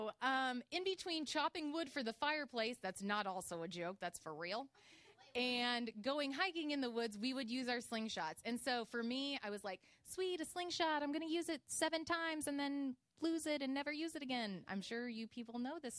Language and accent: English; Illinois, United States; I am from Illinois, and I grew up in the woods in a log cabin.